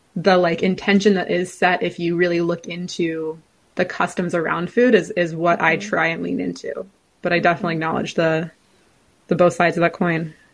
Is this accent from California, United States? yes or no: yes; California, United States; I'm from California